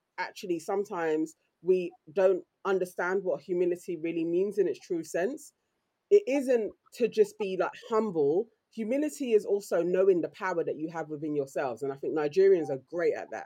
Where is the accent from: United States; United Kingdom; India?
United Kingdom; our Black British culture